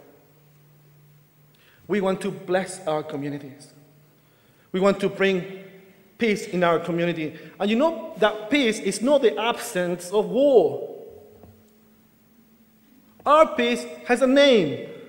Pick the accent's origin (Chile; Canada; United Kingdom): Chile; Actually, I could, because as a Chilean, I could have applied for the Spanish passport. But actually, I'm British.